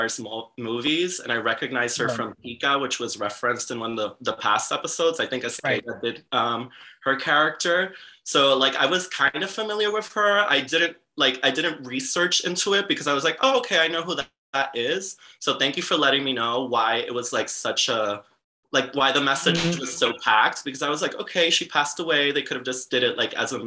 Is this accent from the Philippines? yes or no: no; Puerto Rico; first language Spanish; English is a second language; moved away as an adult; now in New York, United States; I'm originally from Puerto Rico, and then I moved here to New York around 4 years ago